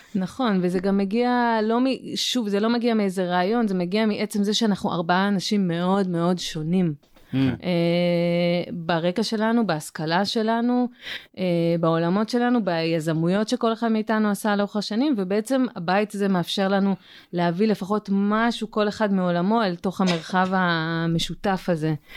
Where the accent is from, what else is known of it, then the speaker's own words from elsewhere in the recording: Southern District, Israel; now in Mitzpe Ramon, Israel; אני גדלתי בדרום.